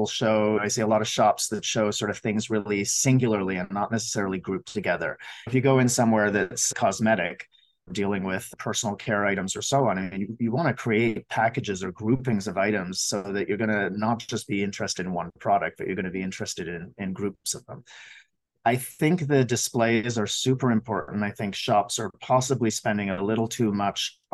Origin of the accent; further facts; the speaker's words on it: Montreal, Quebec, Canada; now in Vancouver, Canada; I grew up in Montreal